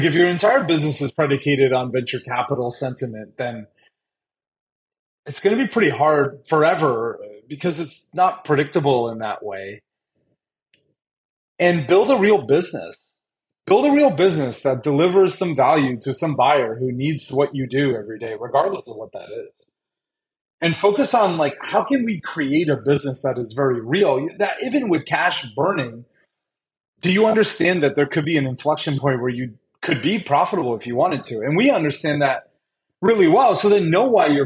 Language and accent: English; United States; also born or lived in Brazil; I was born in Brazil. My parents were living there. We're Indian, but my parents were living there. We moved to America when I was one in 1985.